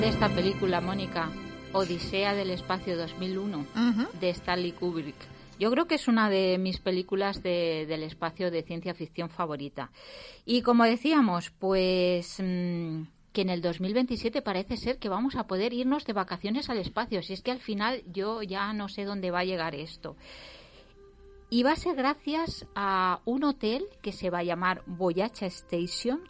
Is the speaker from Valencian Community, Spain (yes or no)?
yes; Valencia, Valencian Community, Spain; soy de Valencia.